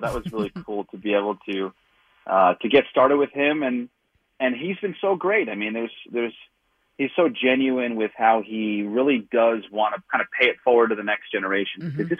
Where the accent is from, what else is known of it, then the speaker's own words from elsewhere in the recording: Valley Stream, New York, United States; Yeah, growing up in Valley Stream, South Shore, Long Island, huge Giants fan.